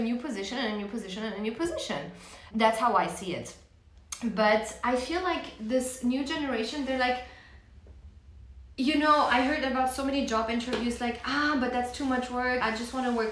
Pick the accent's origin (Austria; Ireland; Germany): Austria; Vienna; Polish, but born and raised in Vienna